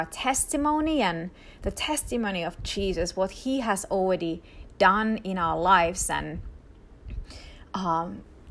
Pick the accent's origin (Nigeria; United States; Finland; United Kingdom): Finland; first language Finnish; English is a second language; moved away as an adult; also born or lived in Israel; I grew up in Finland, quite literally at the Arctic Circle. And so my mother language is Finnish.